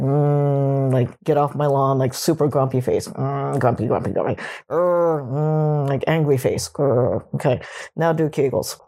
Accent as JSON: {"language": "English", "country": "Japan", "tie": "born or raised there", "moved": "yes", "said": "When I was a kid, I would get teased, growing up in Japan"}